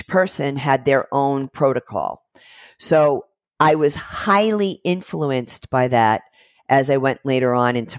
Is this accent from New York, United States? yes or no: yes; New York City, New York, United States; I'm Brooklyn born and I'm American Italian